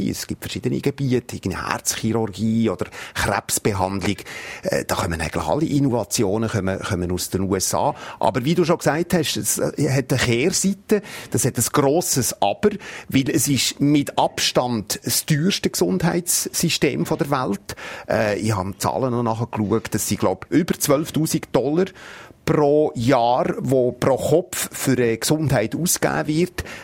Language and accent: German; Switzerland; bei uns in der Schweiz